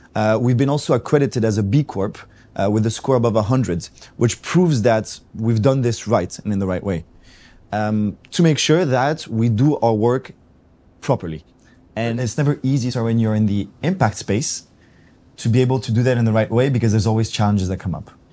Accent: Athens, Attica, Greece; I come from Greece, from Athens.

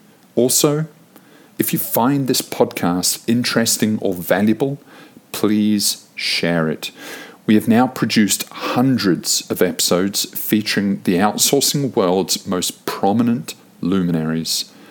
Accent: New Zealand; also born or lived in United Kingdom / Sydney / London / Manila; I was born in the UK, and then I was raised in New Zealand. And then only later on did I actually spend much time in Sydney. As an adult, I've spent basically my life split between Sydney, London, and Manila.

